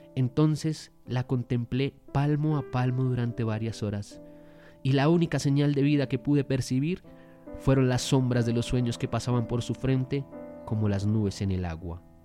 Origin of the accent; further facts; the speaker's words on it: Colombia; nosotros somos colombianos